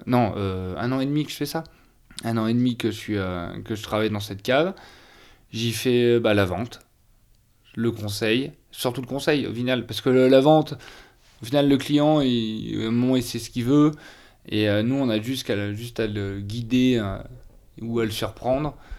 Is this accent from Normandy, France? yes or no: no; northern Ardèche, Auvergne-Rhône-Alpes, France; Je suis né en Ardèche, dans le Nord Ardèche, au milieu de Saint-Joseph, côte condrieux Condrieu